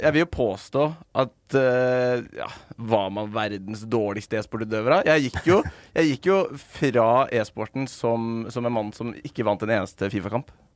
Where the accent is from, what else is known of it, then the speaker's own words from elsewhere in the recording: Skien, Telemark, Norway; Altså, jeg kommer fra Skien